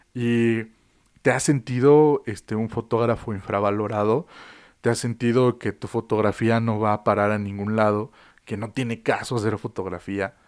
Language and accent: Spanish; Mexico; also born or lived in Mexico City; vivo en la Ciudad de México, de que soy mexicano